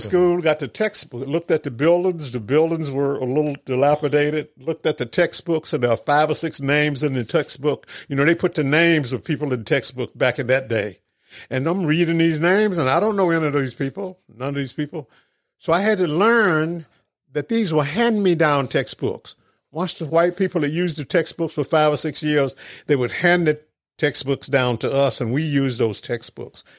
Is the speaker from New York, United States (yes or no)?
no; Mendenhall, Mississippi, United States; moved away as an adult; also born or lived in California; grew up in Mendenhall